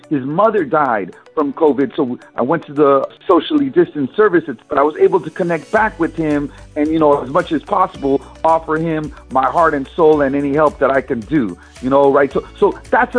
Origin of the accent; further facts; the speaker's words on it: San Francisco, California, United States; I was born and raised in San Francisco